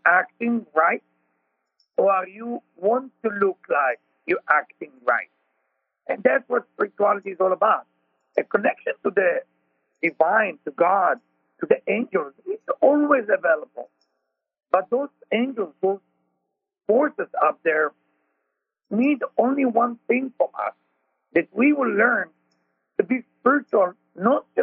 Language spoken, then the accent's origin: English; Israel; accent: Israeli; moved away; I'm Israeli with my accent